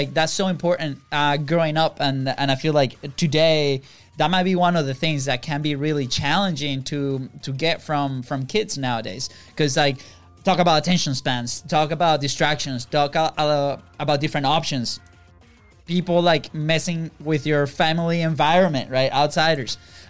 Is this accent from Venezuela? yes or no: yes; Venezuela; first language Spanish; English is a second language; moved away as an adult; we're from Venezuela